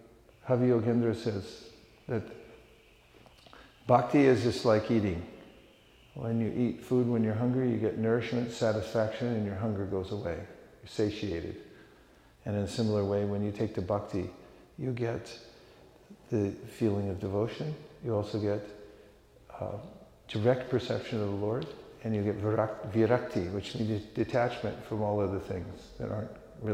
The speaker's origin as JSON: {"language": "English", "region": "California", "country": "United States", "tie": "born or raised there", "moved": "yes", "said": "I was born in California"}